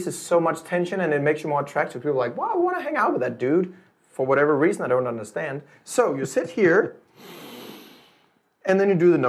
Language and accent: English; Denmark; I'm from Denmark